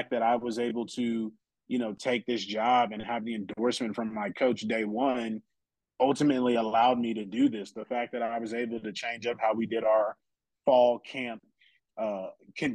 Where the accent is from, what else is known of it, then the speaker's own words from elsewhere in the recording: San Antonio, Texas, United States; I'm from San Antonio, okay? We got the Spurs out here.